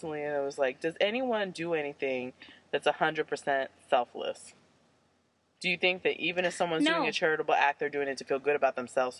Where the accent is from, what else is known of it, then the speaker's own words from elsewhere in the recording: United States; as an American.